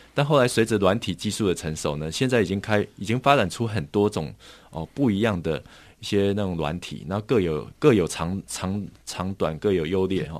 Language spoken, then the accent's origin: Chinese; Taiwan; 我们台湾这边